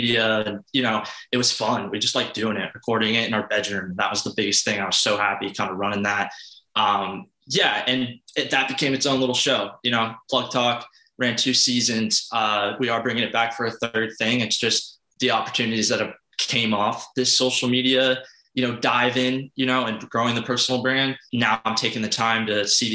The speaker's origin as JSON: {"language": "English", "town": "St. Augustine", "region": "Florida", "country": "United States", "tie": "born or raised there", "moved": "as an adult", "lives_now": "Fort Lauderdale, United States", "said": "I grew up in St. Augustine, Florida"}